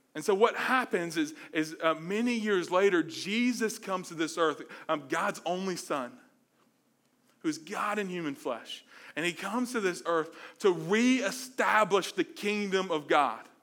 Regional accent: Mobile, Alabama, United States; moved away; I'm from Mobile, Alabama, the South

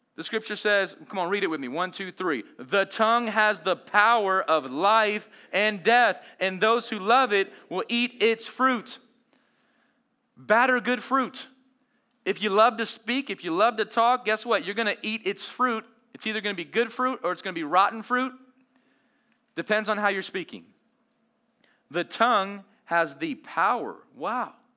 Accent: Las Vegas, Nevada, United States; I grew up in Las Vegas

